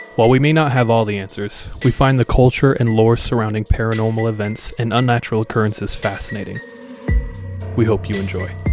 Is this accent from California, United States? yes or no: yes; California, United States; now in Utah, United States; I'm from California. Grew up in California